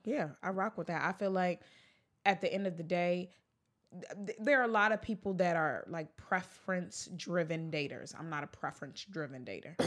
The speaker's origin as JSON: {"language": "English", "town": "Baltimore", "region": "Maryland", "country": "United States", "tie": "born or raised there", "also_born_or_lived": "Chicago / New York", "moved": "as an adult", "lives_now": "Los Angeles, United States", "said": "I'm from Baltimore, Maryland, born and raised"}